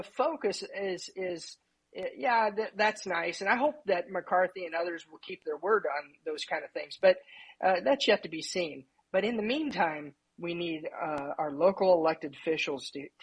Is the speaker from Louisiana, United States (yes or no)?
no; Indiana, United States; also born or lived in Houston, Texas; I moved back to Indiana. I was from Indiana